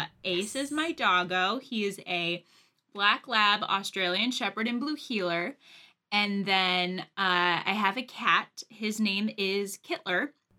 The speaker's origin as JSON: {"language": "English", "region": "Pennsylvania", "country": "United States", "moved": "yes", "lives_now": "Connecticut, United States", "said": "I'm originally from Pennsylvania."}